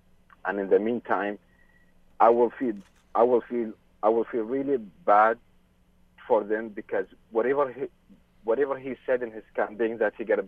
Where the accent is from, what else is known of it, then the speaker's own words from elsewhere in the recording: Kuwait; now in Canada; I never felt for a second here that I'm from Kuwait at all.